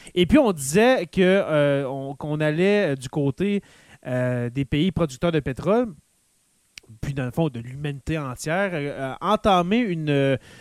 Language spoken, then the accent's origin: French; Abitibi, Quebec, Canada; chez nous en Abitibi